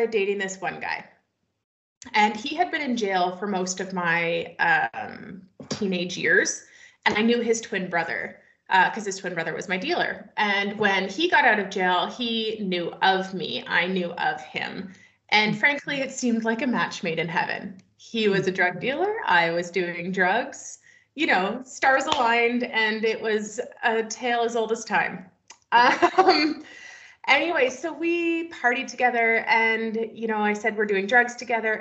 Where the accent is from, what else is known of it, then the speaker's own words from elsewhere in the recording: just outside of Toronto, Ontario, Canada; also born or lived in Wyoming, United States; now in British Columbia, Canada; I grew up just outside of Toronto.